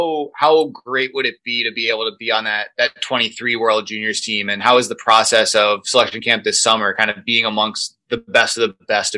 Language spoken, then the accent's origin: English; Albany, New York, United States; my hometown of Albany, New York.